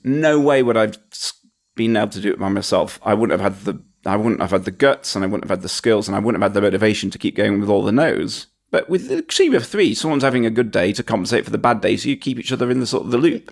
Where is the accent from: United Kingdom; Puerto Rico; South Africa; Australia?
United Kingdom; Huddersfield, Yorkshire and the Humber; I was a guy from Huddersfield.